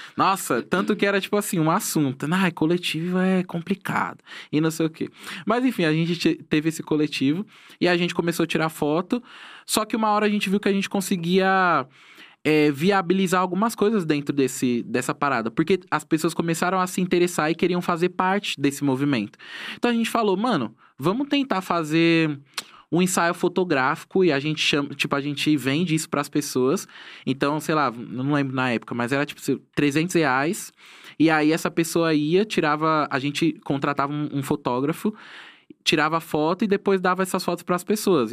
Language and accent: Portuguese; Tanabi, São Paulo, Brazil; also born or lived in Itapecerica da Serra, Brazil / São Roque, Brazil; now in São Paulo, Brazil; Tanabi, que é a cidade da onde eu, eu, na onde eu cresci